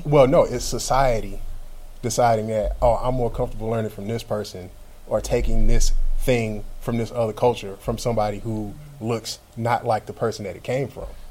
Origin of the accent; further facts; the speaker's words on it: United States; as an American, which I am